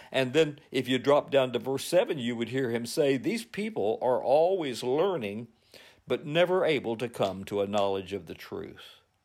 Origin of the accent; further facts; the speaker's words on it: United States; also born or lived in Covington, Virginia; as American Christians